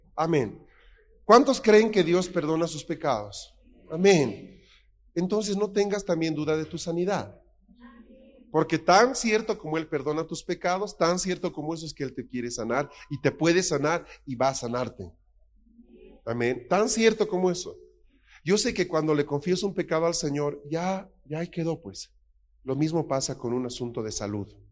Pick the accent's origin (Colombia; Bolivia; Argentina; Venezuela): Bolivia; moved away; also born or lived in Spain; en mi país